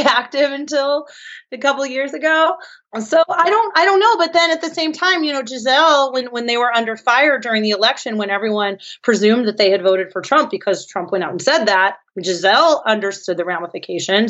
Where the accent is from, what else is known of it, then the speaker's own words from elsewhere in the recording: San Francisco, California, United States; I'm from San Francisco